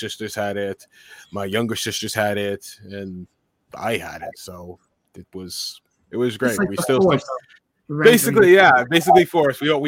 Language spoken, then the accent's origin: English; New York City, New York, United States; I grew up in New York City